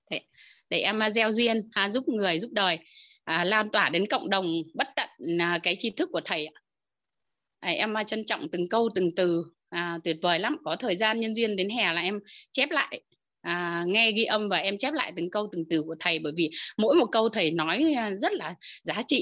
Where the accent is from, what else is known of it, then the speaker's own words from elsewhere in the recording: Hòa Bình, Vietnam; em đến từ Hòa Bình ạ